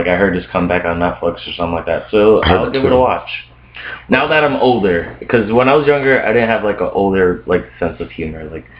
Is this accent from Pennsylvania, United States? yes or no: yes; Scranton, Pennsylvania, United States; also born or lived in Brooklyn, New York; We're based out of Scranton, Pennsylvania. I'm originally from Brooklyn, New York. Grew up, moved out to Scranton, Pennsylvania back in 2006.